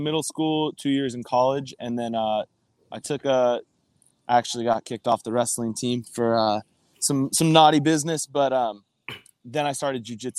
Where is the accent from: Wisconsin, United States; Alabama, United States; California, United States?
California, United States; San Diego; now in Orange County, United States; I was born and raised in San Diego.